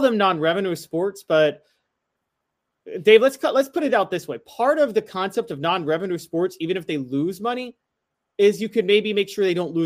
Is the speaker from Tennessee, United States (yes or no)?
yes; Memphis, Tennessee, United States; me growing up in Memphis